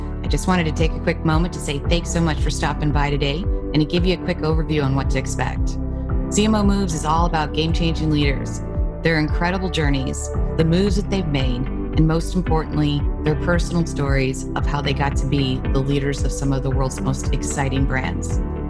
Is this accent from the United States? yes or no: no; France; I am French